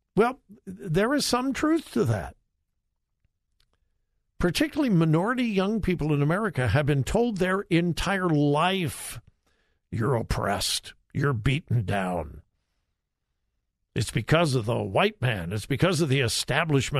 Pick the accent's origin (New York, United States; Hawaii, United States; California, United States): California, United States; moved away; And I haven't lived in California for a long time, but that's my home state, born and raised there.